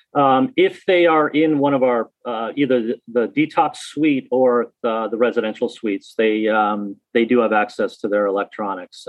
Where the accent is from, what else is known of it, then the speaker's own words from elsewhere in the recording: Newtown, Connecticut, United States; I grew up in Newtown